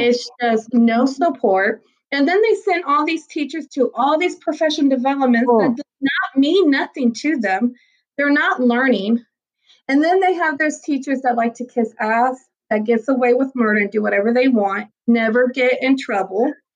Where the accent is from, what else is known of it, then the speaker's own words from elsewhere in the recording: Galveston, Texas, United States; I was raised in Galveston. Like, I went to Ball High, class hey. of 2000. Like, like I love my island and I love Galveston